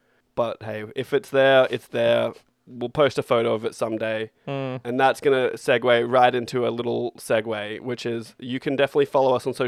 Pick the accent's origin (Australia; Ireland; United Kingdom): Australia; we are Australian.